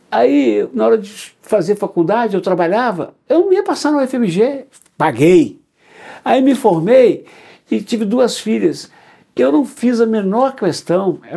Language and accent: Portuguese; Belo Horizonte, Minas Gerais, Brazil; Sim, sou nascido e criado em Belo Horizonte.